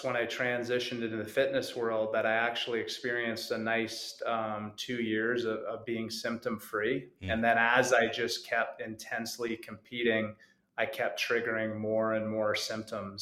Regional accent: Canada; I grew up in Canada.

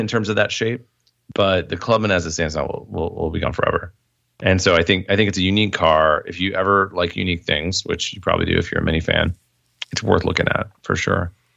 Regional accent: Indiana, United States; moved away as an adult; now in Illinois, United States; I was born in Indiana. Um, I, you know, lived there temporary, I mean, before I, I left in college.

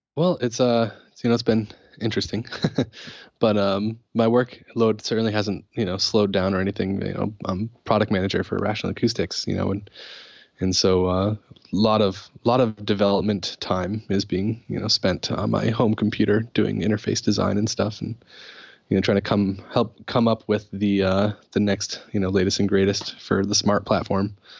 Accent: Putnam, Connecticut, United States; Putnam, Connecticut, which is where I grew up

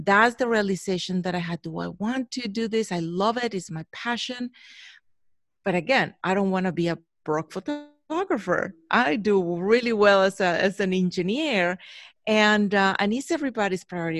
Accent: Mexico; moved away as an adult; now in Chicago, United States; I was born in Mexico, born and raised there in Mexico, went to school there.

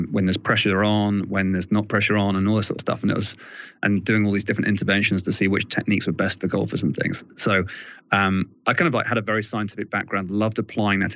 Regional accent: England, United Kingdom; accent: English; British; I'm all English accent.

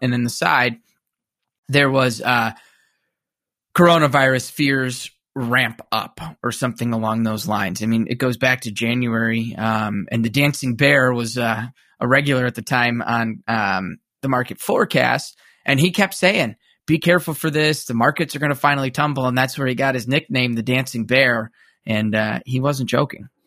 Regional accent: suburbs of Chicago, Illinois, United States; similar to me background wise, uh, suburbs of Chicago

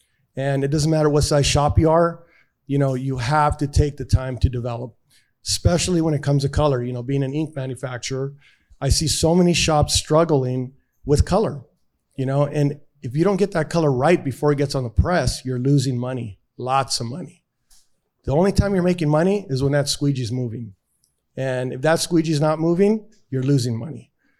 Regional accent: East Los Angeles, California, United States; born there; I was born in East LA, just like the movie.

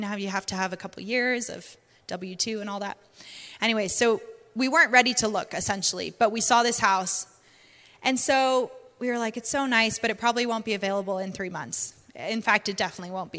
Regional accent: Canada; accent: Canadian and British; also born or lived in United Kingdom; now in North Carolina, United States; we're from Canada, so we always grew up with basements

